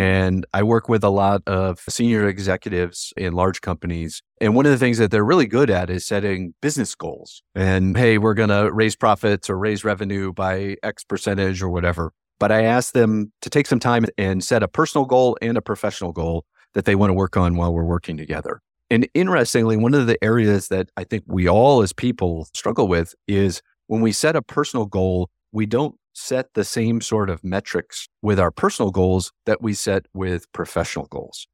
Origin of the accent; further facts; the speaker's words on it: Ohio, United States; moved away as an adult; I grew up in Ohio, in a town close to Columbus, Ohio